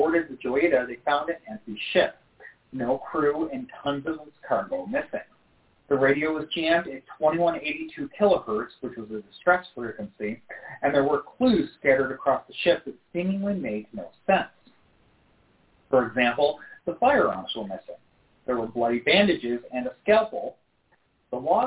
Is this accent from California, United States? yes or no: no; Rochester, New York, United States; my hometown, Rochester, New York